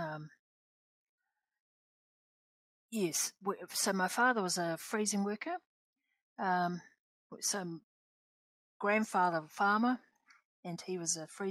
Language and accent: English; Napier, Hawke's Bay, New Zealand; moved away; also born or lived in Nauru; born and raised in Napier, which is not my tribal area.